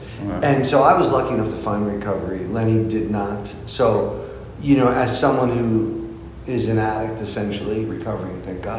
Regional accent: New Jersey, United States; now in Los Angeles, United States; I grew up in New Jersey

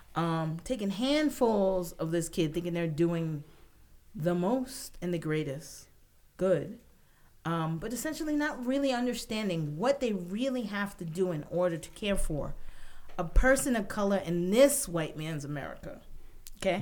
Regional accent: New York, United States; I'm a New Yorker born and raised

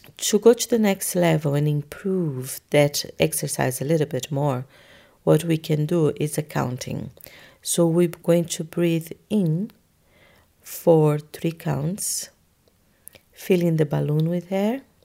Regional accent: Brazil; moved away; I am from Brazil

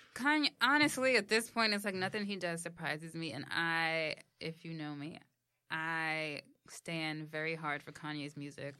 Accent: New York City, New York, United States; I'm from the Bronx

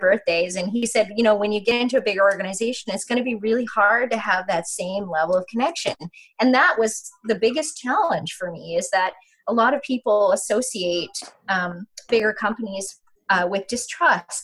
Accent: Yukon, Canada; I grew up in the Yukon in a very small environment

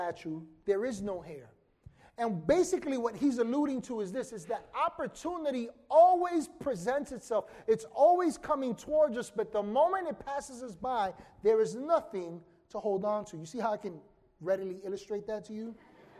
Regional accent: New York City, New York, United States; growing up in Washington Heights in some of the craziest times

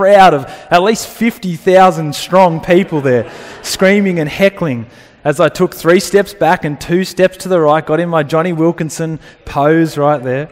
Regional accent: Dubbo, New South Wales, Australia; growing up in Dubbo, I played rugby union as a kid for the Dubbo Roos

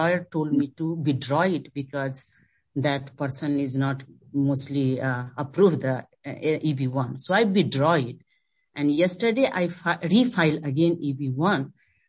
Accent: Canada; now in United States; when I was on TN as a Canadian, I filed my NIW

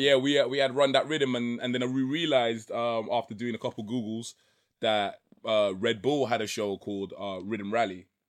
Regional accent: London, United Kingdom; also born or lived in Trinidad; I grew up in East London, Waltham style

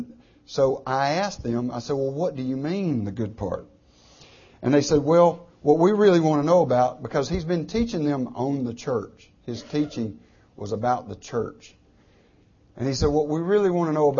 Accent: United States

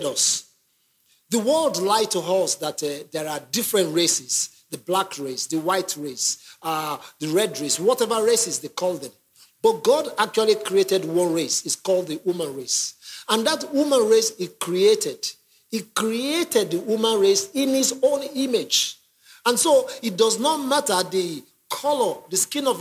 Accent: Nigeria; now in London, United Kingdom; I'm originally from Nigeria

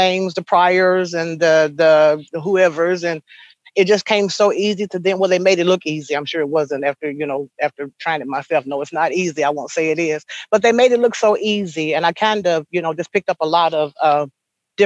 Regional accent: Ridgely, Tennessee, United States; I was born and raised in Lake County in Ridgely, Tennessee, not too far from here

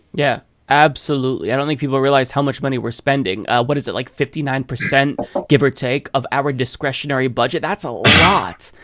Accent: Portland, Oregon, United States; moved away; I grew up in Saint John's in Portland, Oregon. This is in North Portland

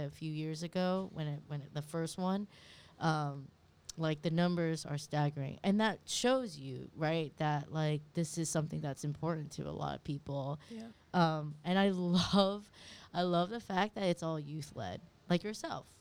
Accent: California, United States; now in New York, United States; My mom's a refugee, and I grew up in California

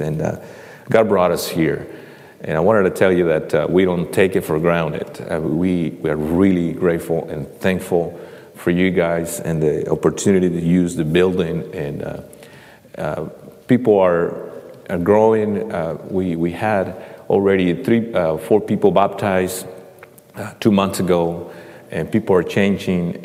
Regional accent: central Mexico, Mexico; now in Indianapolis, United States; I'm, I'm from Mexico, and uh, I, uh, I, uh, had a privilege and a blessing to uh, know the, the Lord when I was 13 years old in Mexico

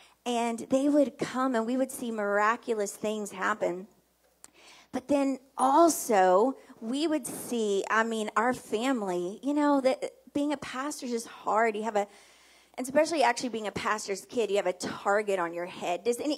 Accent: New Orleans, Louisiana, United States; We are from New Orleans, obviously.

